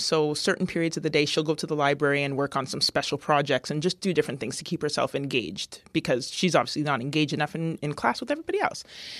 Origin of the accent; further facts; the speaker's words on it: London, United Kingdom; growing up in London, being one of the few black kids and, you know, maybe the only one in my class or the few in the school